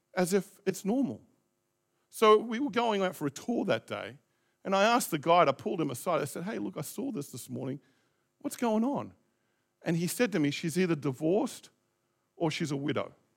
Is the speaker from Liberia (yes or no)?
no; Australia; also born or lived in Christchurch, New Zealand; now in New Zealand; I was born there